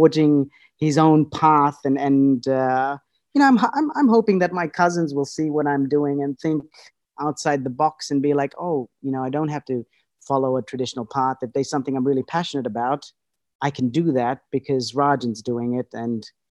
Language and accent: English; Australia; also born or lived in Fiji / United States; I was born in Fiji, and then we moved to Australia. So my childhood was, a bit of my childhood was spent in Fiji, and then the rest, and then I pretty much grew up in Australia.